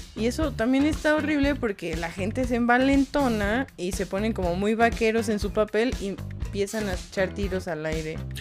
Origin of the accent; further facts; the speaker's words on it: Mexico; de México